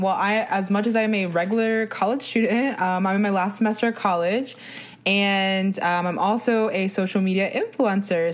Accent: New Jersey, United States; I'm from New Jersey

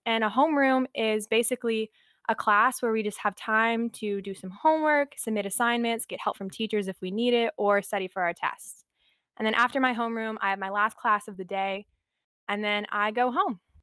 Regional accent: outside Columbia, small town in South Carolina, United States; I am from a small town in South Carolina, right outside of Columbia, the capital

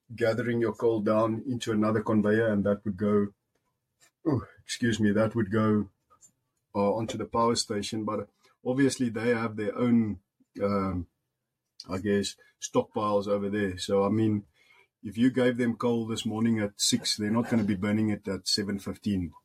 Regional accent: Musina, Limpopo, South Africa; English is a second language; moved away as an adult; also born or lived in Polokwane / Free State; now in United States; I was born in Musina in the Limpopo, Limpopo province

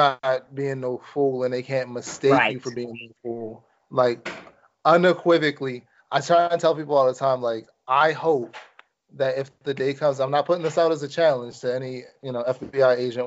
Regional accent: Maryland, United States; my home state of Maryland

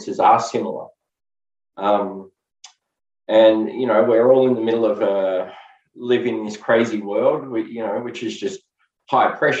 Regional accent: Melbourne, Victoria, Australia; I was born and raised in Melbourne, Australia.

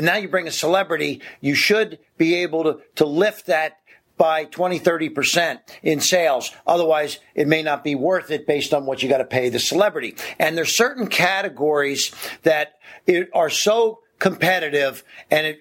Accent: Ohio, United States; moved away; I'm from Ohio originally, and it would get really cold in the winter

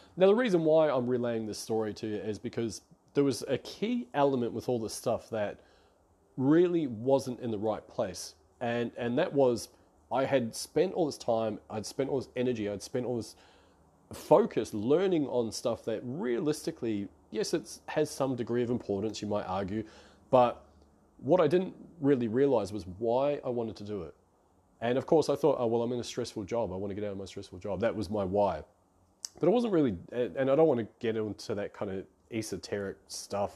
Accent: New Zealand; moved away as an adult; now in Melbourne, Australia; I'm based out of Melbourne, Australia. I come from New Zealand

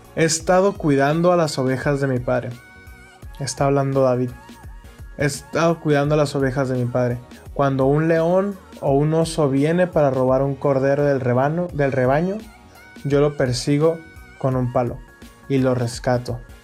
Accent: Mexicali, Baja California, Mexico; soy de Mexicali, es una ciudad aquí en México, en la frontera

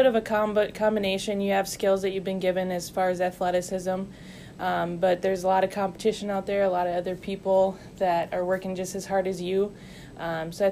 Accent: United States; moved away as an adult; University of North Dakota, just a half hour down the road. North Dakota State is an hour away from my hometown

